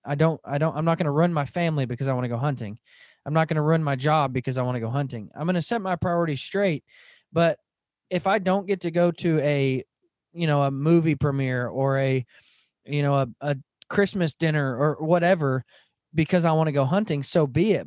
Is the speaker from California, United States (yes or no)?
no; Van Buren, Arkansas, United States; I grew up in Northwest Arkansas. I grew up in Van Buren, Arkansas